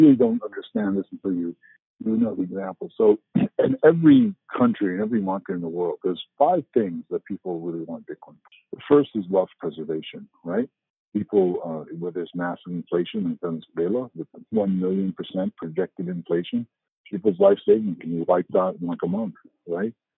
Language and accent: English; United States; moved away as an adult; now in Northern Europe; I'm American